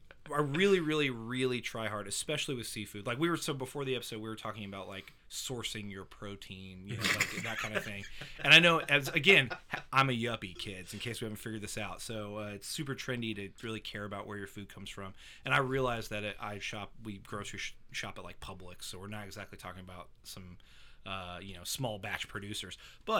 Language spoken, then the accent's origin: English; Fort Walton Beach, Florida, United States; I grew up in Fort Walton.